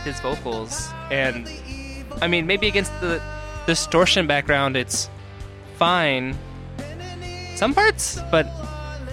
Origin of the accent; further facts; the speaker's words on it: Indiana, United States; I'm from Indiana.